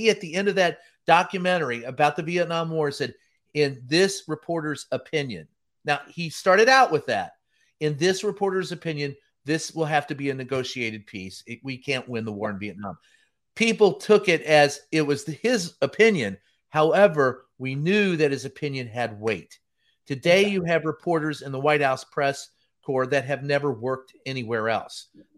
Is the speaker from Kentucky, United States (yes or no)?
yes; Louisville, Kentucky, United States; Louisville, Kentucky.